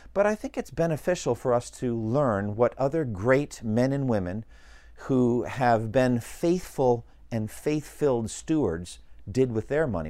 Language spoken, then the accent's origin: English; United States; as an American citizen.